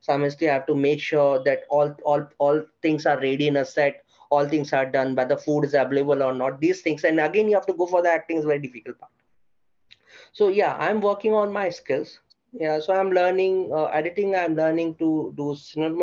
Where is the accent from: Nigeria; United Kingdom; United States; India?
India; Mumbai, Maharashtra; I'm from Mumbai